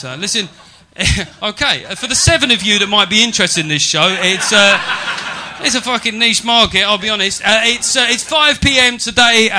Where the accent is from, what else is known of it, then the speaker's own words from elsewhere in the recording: England, United Kingdom; I'm quite patriotic about being English